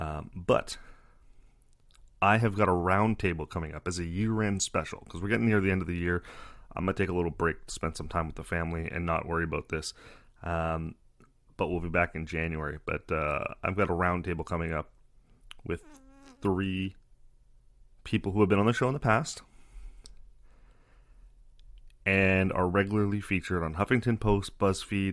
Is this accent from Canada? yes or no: yes; Canada; I'm Canadian